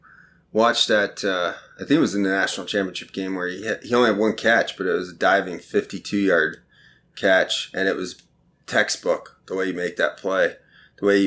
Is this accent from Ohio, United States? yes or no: yes; Columbus, Ohio, United States; I grew up in Columbus. I went to Ohio State